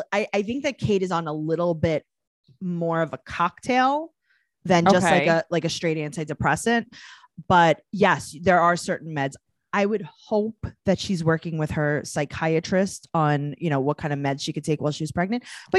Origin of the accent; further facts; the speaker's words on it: New York, United States; also born or lived in Los Angeles; we're from New York, but we're very LA.